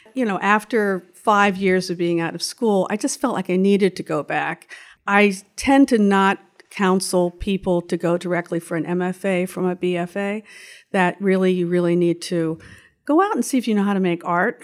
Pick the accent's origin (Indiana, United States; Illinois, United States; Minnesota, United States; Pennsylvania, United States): Pennsylvania, United States; Pittsburgh; moved away as an adult; also born or lived in Syracuse, New York / New York City; I was born in Pittsburgh, Pennsylvania